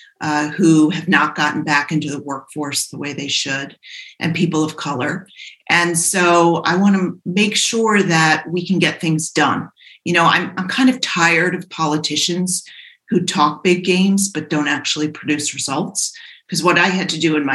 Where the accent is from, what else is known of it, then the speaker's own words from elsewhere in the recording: Providence, Rhode Island, United States; I grew up in Providence